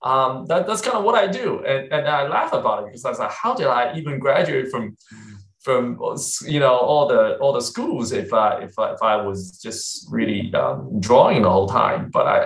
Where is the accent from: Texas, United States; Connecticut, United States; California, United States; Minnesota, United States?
Texas, United States; also born or lived in China; So I was born in China way back in the 70s. I know I'm dating myself here. And then I came to the U.S. in the late 80s. I came when I was very young, about, 13. And I grew up in Texas, basically.